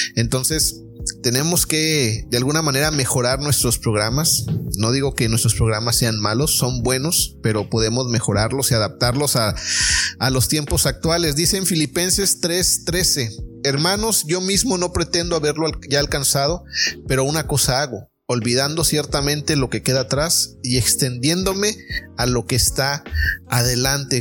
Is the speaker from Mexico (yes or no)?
yes; Mexico; como mexicanos